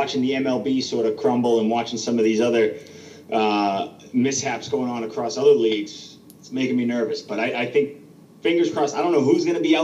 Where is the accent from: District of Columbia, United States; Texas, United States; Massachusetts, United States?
Massachusetts, United States; Waltham; moved away as an adult; now in Florida, United States; we're both from Boston. Waltham, actually. It's a little town right outside of Boston. We grew up together, and it's where we're from. It's born and raised